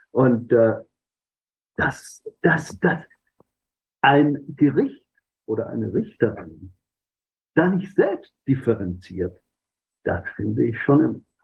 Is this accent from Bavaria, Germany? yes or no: yes; Bavaria, Germany; Also ich komme aus der Oberpfalz.